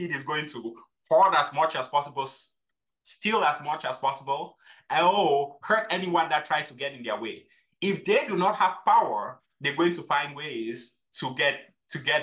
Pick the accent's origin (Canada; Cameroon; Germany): Cameroon; now in United States; I grew up in Cameroon, and growing up in Cameroon, we had six farms.